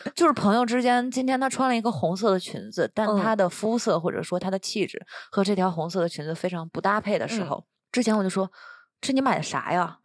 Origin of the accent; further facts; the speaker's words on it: Northeast China, China; moved away as an adult; now in Taiwan; 我是东北人嘛